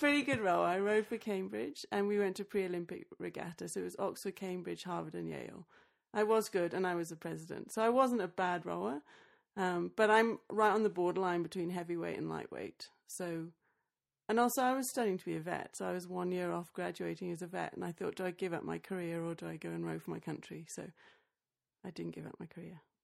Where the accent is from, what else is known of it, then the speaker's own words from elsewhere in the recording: Australia; moved away; also born or lived in England; Then I moved back to Australia. I was born in Australia, but I went to uni in England